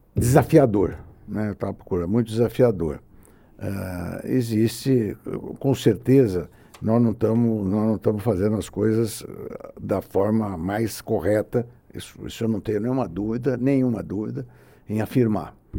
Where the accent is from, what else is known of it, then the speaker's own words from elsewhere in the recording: Brazil; eu, como brasileiro